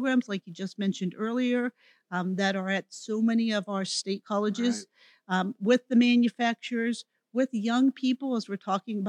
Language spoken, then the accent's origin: English; Pittsburgh, Pennsylvania, United States; moved away as an adult; now in Florida, United States; I'm a recent transplant, moved to Florida about 3.5 years ago, and I grew up in Pittsburgh, Pennsylvania.